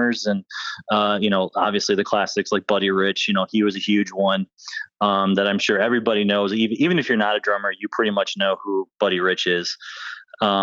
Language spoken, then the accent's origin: English; Northern Michigan, United States; now in Florida, United States; I'm from Northern Michigan